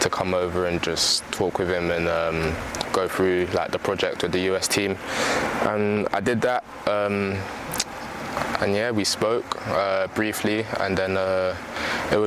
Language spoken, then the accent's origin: English; London, United Kingdom; also born or lived in New York, United States; I was from London